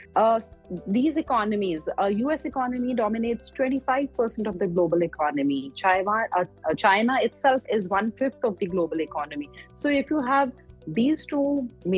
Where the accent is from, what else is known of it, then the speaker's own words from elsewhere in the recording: India; as an Indian investor